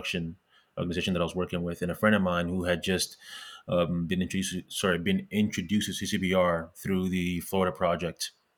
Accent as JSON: {"language": "English", "town": "Montreal", "region": "Quebec", "country": "Canada", "tie": "born or raised there", "also_born_or_lived": "Ghana", "said": "I was born in Ghana. I was in West Africa. I moved to Canada when I was 10 years old, originally in Montreal."}